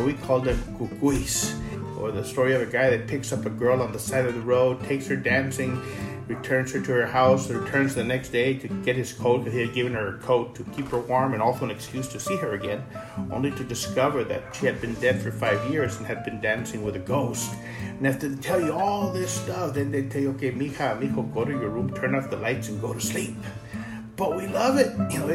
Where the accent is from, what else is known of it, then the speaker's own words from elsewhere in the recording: Rio Grande City, Texas, United States; now in San Antonio, United States; Growing up in Rio Grande City